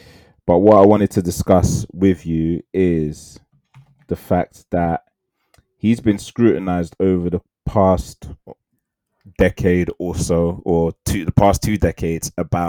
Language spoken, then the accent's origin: English; South Africa; I'm South African, by the way.